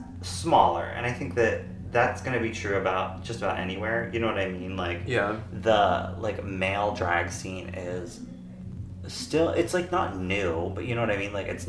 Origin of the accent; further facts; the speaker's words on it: East Coast, United States; because, like, I'm originally from the East Coast